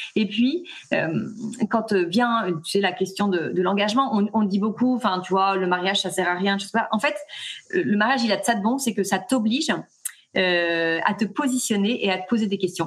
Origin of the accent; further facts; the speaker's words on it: Nantes, Pays de la Loire, France; moved away as an adult; now in Toulon, France; je suis pas du tout originaire de, de, là, je suis originaire de Nantes, mais on vient de poser nos valises sur Toulon.